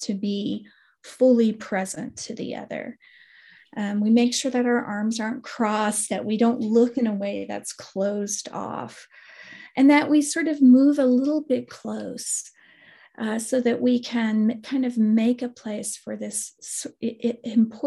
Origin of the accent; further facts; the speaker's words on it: West Texas, United States; I come from West Texas originally, and West Texans, it's terrible, violent language, but we use the word like kill shot.